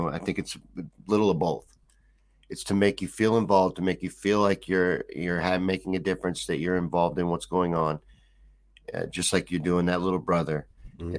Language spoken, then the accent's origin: English; United States; as an American